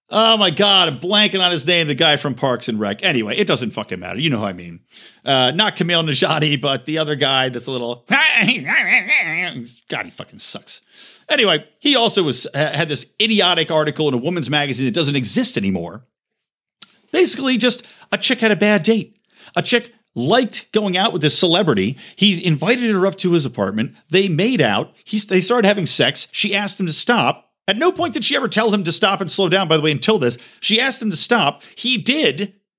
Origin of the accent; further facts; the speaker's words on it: United States; to be an American